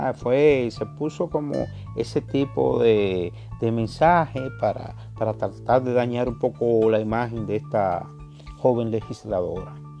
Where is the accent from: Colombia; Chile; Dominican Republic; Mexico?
Dominican Republic; como dominicano, nosotros somos muy apasionados con la política, el béisbol, eh, el merengue, la bachata